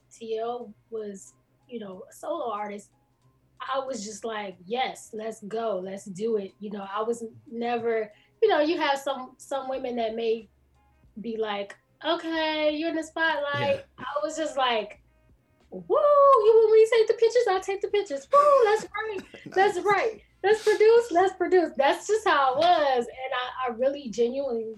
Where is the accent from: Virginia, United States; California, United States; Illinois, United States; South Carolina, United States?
Illinois, United States; Chicago; I'm from Chicago, the west side of Chicago